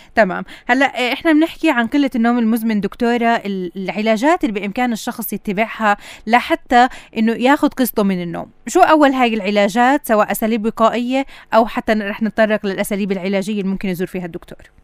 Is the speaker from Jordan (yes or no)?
no; Palestine; عندنا بفلسطين